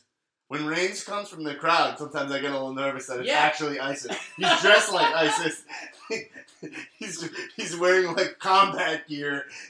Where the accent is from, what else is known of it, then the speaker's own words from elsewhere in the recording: Staines, South East England, United Kingdom; I grew up in Staines, England.